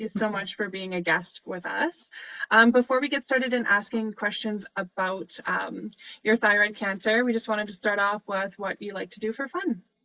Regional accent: Calgary, Alberta, Canada; I'm from Calgary

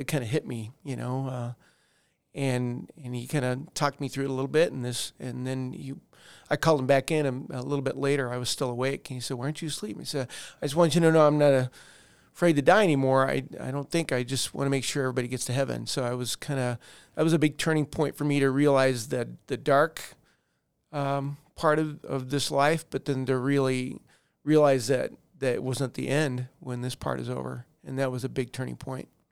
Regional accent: Colorado Springs, Colorado, United States; also born or lived in Denver / North Carolina / Alabama; we moved to Colorado Springs, and I mainly grew up there

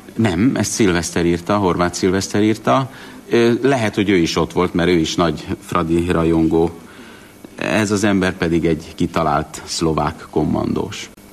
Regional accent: Budapest, Hungary; also born or lived in Debrecen; Én Pesten születtem

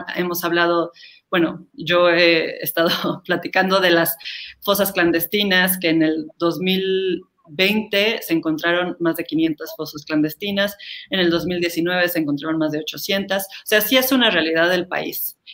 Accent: Mexico; como mexicanos

